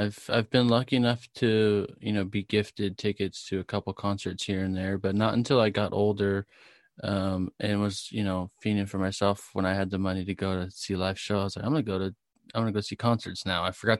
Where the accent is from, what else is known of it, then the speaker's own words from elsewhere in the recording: Murrieta, California, United States; Murrieta, California.